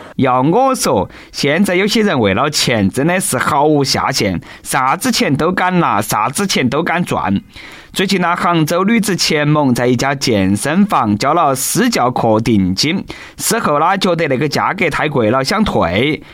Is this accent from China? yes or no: yes; China; 作为一个中国人